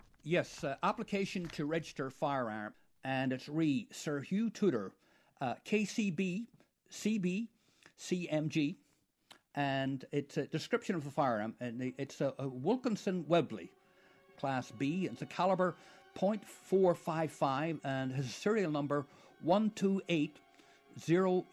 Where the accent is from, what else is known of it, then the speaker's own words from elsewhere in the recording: County Derry, Northern Ireland, United Kingdom; now in St. John's, Canada; I'm originally from County Derry in Northern Ireland, and I settled in St. John's